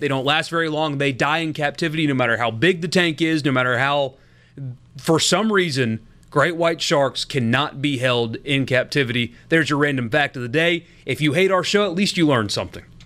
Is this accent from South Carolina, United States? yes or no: yes; South Carolina, United States; now in Mississippi, United States; my home state of South Carolina